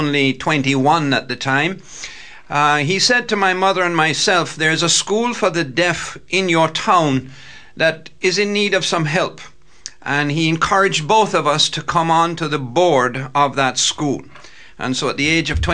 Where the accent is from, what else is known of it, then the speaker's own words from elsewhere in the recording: Jamaica; now in Roanoke, United States; I was born in the island of Jamaica